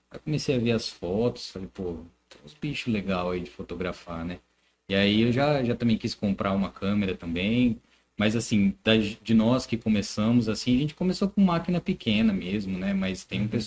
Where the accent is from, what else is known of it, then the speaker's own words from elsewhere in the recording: Americana, São Paulo, Brazil; tem gente de Americana, eu sou de Americana, tá.